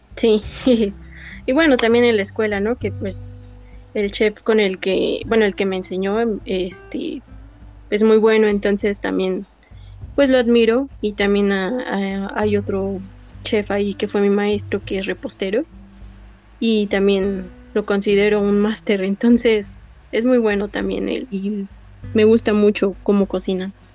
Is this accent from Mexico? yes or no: yes; State of Mexico, Mexico; soy del Estado de México, tengo 30 años